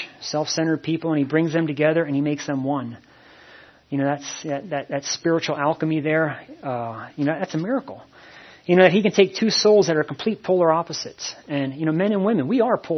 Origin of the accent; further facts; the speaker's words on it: Shoemakersville, Pennsylvania, United States; also born or lived in Reading, Pennsylvania / Hawaii; I grew up on a farm in a little town called outside of Shoemakersville